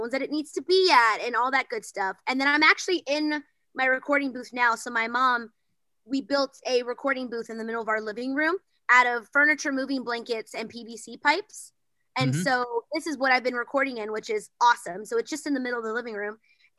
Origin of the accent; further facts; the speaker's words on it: Bryan, Texas, United States; now in Los Angeles, United States; I'm originally from Bryan, Texas, but now I live in Los Angeles